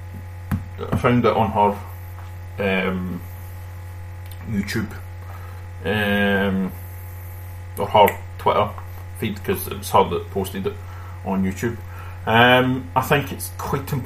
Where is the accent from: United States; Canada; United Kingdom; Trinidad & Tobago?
United Kingdom; Scotland; accent: Scottish; That's being Scottish for you